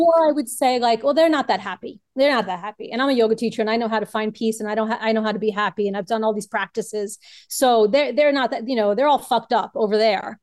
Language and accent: English; New York City, New York, United States; I am originally from Brooklyn, New York